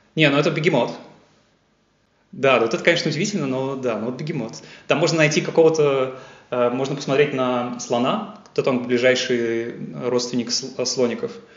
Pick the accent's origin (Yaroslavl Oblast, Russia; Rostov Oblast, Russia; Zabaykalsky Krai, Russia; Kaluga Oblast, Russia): Yaroslavl Oblast, Russia; Yaroslavl; moved away as an adult; also born or lived in Moscow, Russia; now in Munich, Germany; я э, сам родом из Ярославля. Э, я вырос, ходил в школу в Ярославле